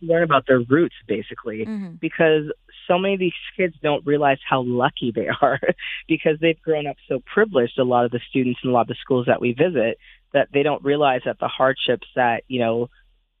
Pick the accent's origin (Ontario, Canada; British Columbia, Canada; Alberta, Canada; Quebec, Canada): Quebec, Canada; Montreal; my hometown, Montreal